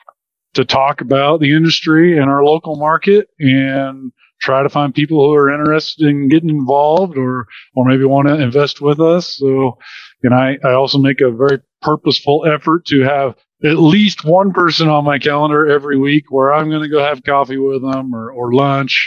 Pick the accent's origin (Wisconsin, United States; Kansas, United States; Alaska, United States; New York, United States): Kansas, United States; Wichita; So I was born and raised in the Wichita, Kansas area. Been there my whole life.